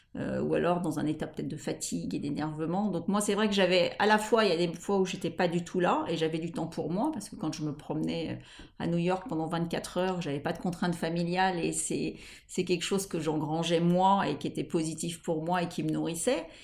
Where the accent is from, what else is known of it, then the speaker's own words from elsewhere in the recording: Paris, Île-de-France, France; Je suis parisienne, j'ai habité Paris la plupart de, de, ma vie